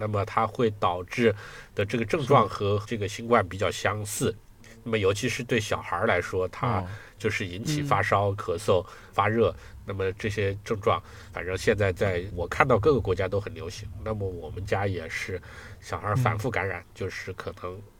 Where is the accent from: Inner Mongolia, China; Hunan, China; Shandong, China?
Hunan, China; also born or lived in Beijing / Shanghai / Guangzhou / Changchun; now in Germany; 比如说我们家是湖南的，所以那我在湖南长期生活过。后来我又在北京、上海、广州都长期生活过，而且我在长春也长期生活过